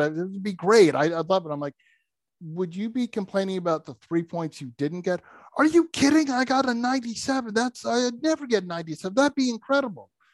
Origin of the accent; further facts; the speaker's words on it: New England, United States; I grew up in New England